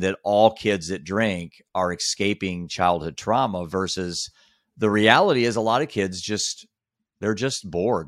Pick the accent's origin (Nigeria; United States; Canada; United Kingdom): United States; Iowa; I was just a bored kid in the middle of Iowa